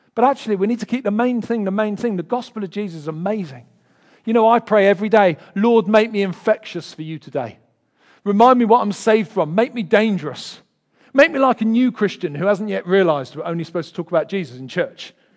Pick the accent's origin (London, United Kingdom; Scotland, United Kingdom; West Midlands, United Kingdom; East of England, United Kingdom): London, United Kingdom; accent: Del Boy; moved away; I'm from Peckham originally